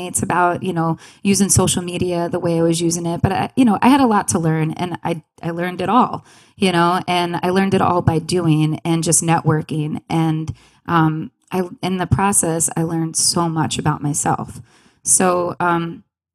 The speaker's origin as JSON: {"language": "English", "area": "Long Island", "region": "New York", "country": "United States", "moved": "as an adult", "lives_now": "Rochester, United States", "said": "I'm originally from Long Island"}